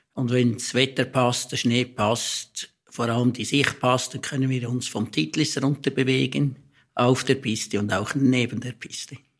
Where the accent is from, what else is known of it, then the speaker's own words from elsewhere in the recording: Stans, Nidwalden, Switzerland; ich komme eigentlich grundsätzlich aus Stanz, also ich, das ist meine Heimat, ich komme von hier